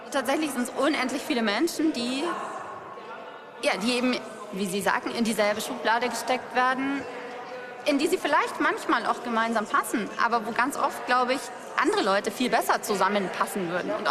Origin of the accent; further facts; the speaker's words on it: Munich, Bavaria, Germany; so wirklich? Aus München? Ja. Ja.